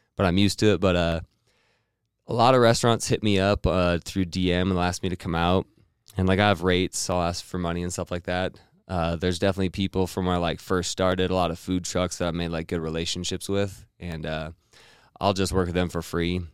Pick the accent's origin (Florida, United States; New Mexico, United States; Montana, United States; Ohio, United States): Montana, United States; Missoula; now in Boise, United States; I'm originally from Montana, Missoula, Montana.